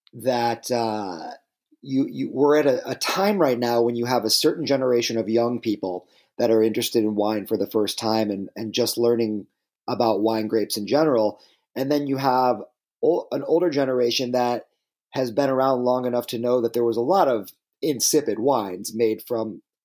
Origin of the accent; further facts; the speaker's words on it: Michigan, United States; also born or lived in Canada; I'm from Michigan and spent quite a bit of time in Canada